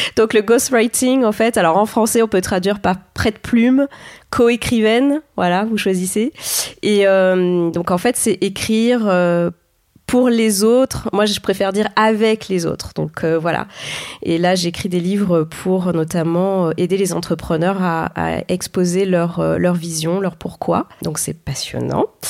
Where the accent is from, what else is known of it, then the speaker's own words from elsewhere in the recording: Clermont-Ferrand, Auvergne-Rhône-Alpes, France; je viens de Clermont-Ferrand